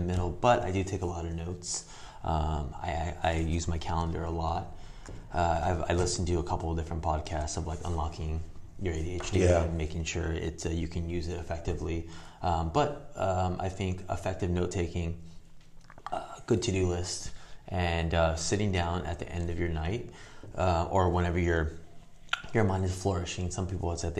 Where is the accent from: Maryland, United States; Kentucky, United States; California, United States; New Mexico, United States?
California, United States; Whittier; I grew up running in Whittier Hills